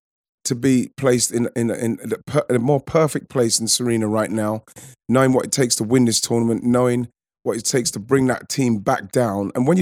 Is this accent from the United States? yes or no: no; England, United Kingdom; because like, we're English, we should be happy that we're progressing and we're doing well.